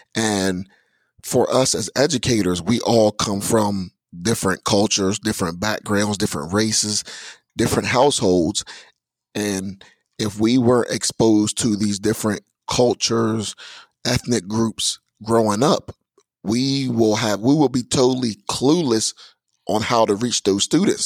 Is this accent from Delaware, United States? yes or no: yes; Georgetown, Delaware, United States; also born or lived in Magnolia, Delaware; I am from Georgetown, Delaware, by the way of Magnolia, Delaware, here in Kent County.